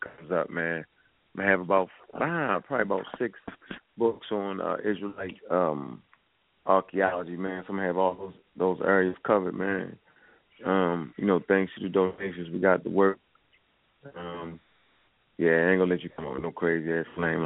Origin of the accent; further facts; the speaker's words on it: California, United States; I'm from Cali